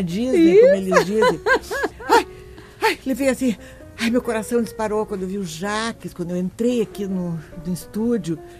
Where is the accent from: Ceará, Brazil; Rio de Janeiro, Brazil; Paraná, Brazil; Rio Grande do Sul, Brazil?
Rio Grande do Sul, Brazil; Porto Alegre; also born or lived in Bagé / Europe / São Paulo; Eu nasci em Bagé, modestamente, eu digo isso. Nasci em Bagé e eh, vim para Porto Alegre com aproximadamente 10 anos, fui estudar no Bom Conselho